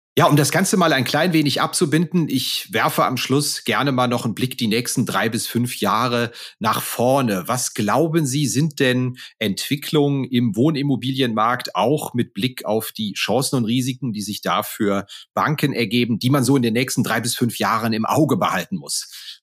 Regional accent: Koblenz region, Rhineland-Palatinate, Germany; Also ich komme beispielsweise aus der Region Koblenz

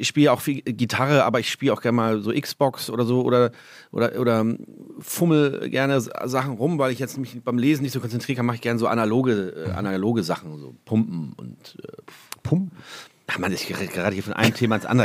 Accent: Hamburg, Germany; moved away as an adult; now in Holsteinische Schweiz, Germany; Mein Zuhause, meine Heimat ist Hamburg, äh, da ist mein Zuhause.

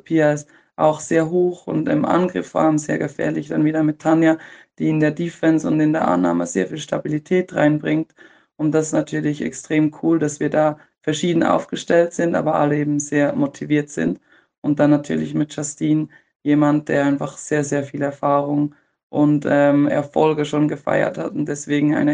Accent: Switzerland; oder für mich auch als Schweizerin.

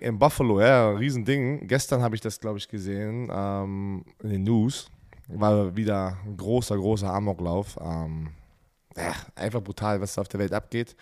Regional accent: Germany; wir als Deutsche

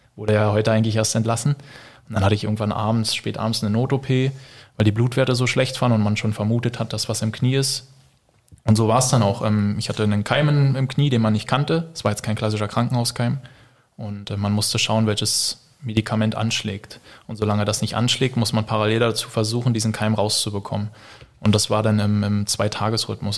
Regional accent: Berlin, Germany; now in Stuttgart, Germany; bin gebürtiger Berliner

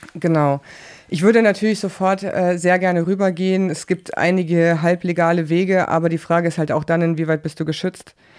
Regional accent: West Germany, Germany; ich komme aus Westdeutschland

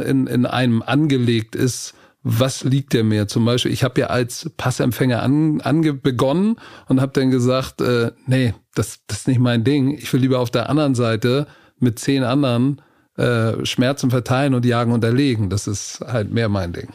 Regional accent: Hamburg, Germany; ich komme aus Hamburg hier. Altona, St. Pauli ist so die Gegend, wo ich als Kind aufgewachsen bin

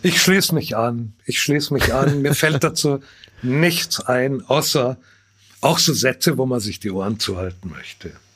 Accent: Bavaria, Germany; meine typisch süddeutsche Ignoranz

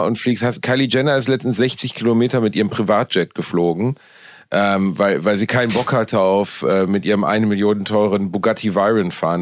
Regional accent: Cologne, North Rhine-Westphalia, Germany; Ich bin wieder in meiner Heimatstadt Köln angekommen

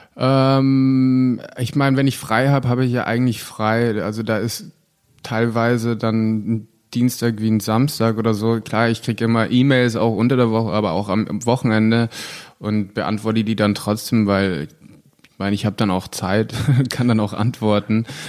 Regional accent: Germany; ich bin Deutscher und sage, ich bin Schauspieler

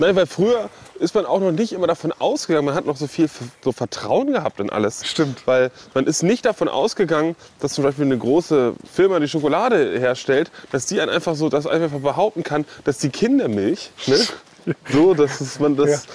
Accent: Brunsbüttel, Schleswig-Holstein, Germany; Ich bin geboren in Brunsbüttel

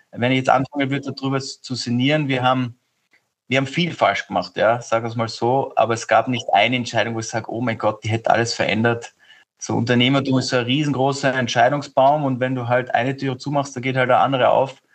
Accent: Austria; Also ich glaube, dass wir als Europäer oder als Österreicher insbesondere viele Sachen nicht machen, weil eben zu klein gedacht wird.

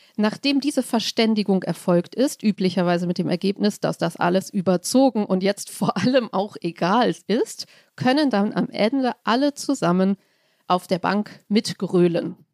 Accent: Hamburg, Germany; Ich als Hamburgerin bin sehr weit weg, kulturell und geografisch, von München

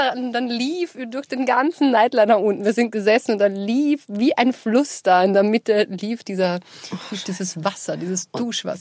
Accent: Linz, Upper Austria, Austria; now in Vienna, Austria; in Linz bei uns zu Hause, wo ich aufgewachsen bin

